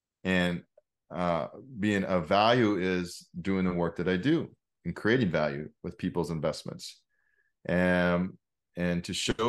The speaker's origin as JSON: {"language": "English", "region": "Oregon", "country": "United States", "tie": "born or raised there", "said": "I grew up in Oregon, like I said, something about being in nature is just incredible."}